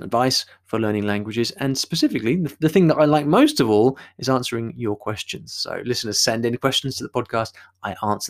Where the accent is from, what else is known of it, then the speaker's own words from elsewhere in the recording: England, United Kingdom; accent: British English; my British English accent.